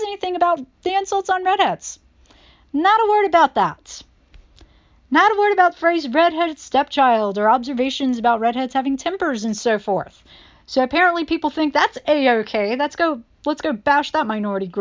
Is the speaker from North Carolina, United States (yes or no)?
yes; North Carolina, United States; now in New York City, United States; we're in North Carolina